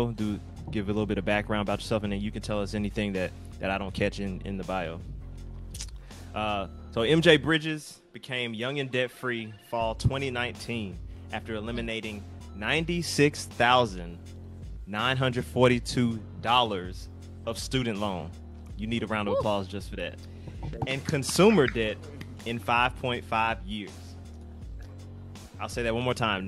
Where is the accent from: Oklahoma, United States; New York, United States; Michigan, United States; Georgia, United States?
Georgia, United States; Lithonia; I'm actually from Atlanta, so I'm from the east side, right outside Atlanta, Lathonia to be exact.